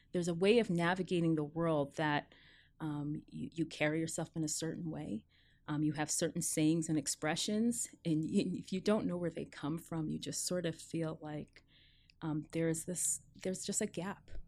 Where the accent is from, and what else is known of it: New Jersey, United States; born or raised there; also born or lived in New York, United States / Jamaica (parents); now in Seattle, United States